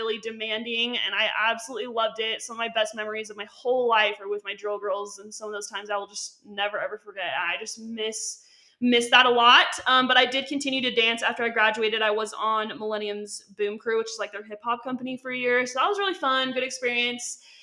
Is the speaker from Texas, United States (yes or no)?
no; Utah, United States; I was born and raised in Utah